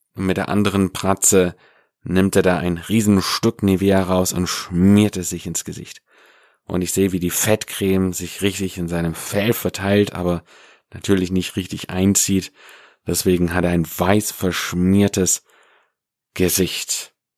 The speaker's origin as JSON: {"language": "German", "region": "Swabia", "country": "Germany", "said": "im Schwabenland, da wo ich herkomme"}